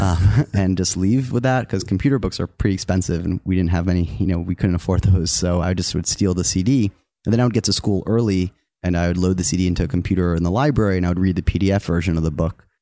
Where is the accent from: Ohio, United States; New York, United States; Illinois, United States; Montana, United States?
New York, United States; also born or lived in Wisconsin; I grew up in New York and I, I, I loved the city and I knew I was gonna live there my whole life